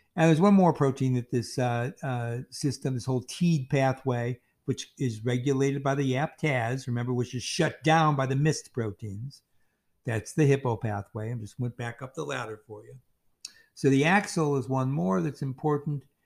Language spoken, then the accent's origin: English; Chicago, Illinois, United States; I'm from Chicago